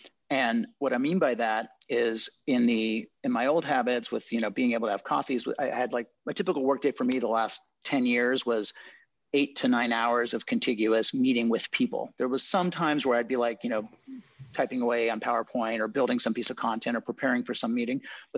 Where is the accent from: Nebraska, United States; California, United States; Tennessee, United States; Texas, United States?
California, United States; born there; So I was born in Marin County in California to hippie parents.